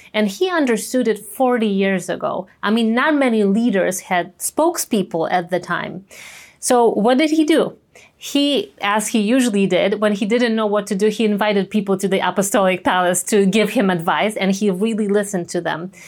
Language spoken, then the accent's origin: English; Częstochowa, Silesian Voivodeship, Poland; my hometown in Częstochowa